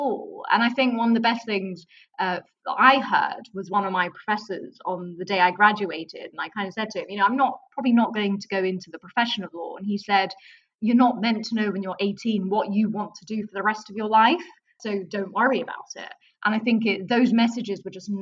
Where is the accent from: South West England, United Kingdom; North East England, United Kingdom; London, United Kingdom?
London, United Kingdom; I grew up in Southeast London